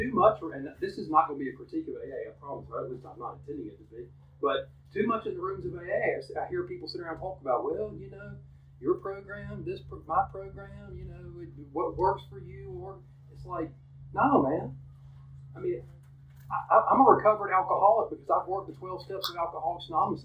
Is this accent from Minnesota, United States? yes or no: no; Columbus, Georgia, United States; also born or lived in Auburn, Alabama / Phenix City, Alabama; I was born in Columbus, raised by a wonderful family